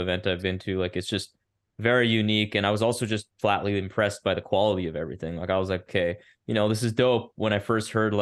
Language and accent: English; Ottawa, Ontario, Canada; moved away as an adult; now in Toronto, Canada; I moved to Toronto in July of last year, but I lived and born and raised in Ottawa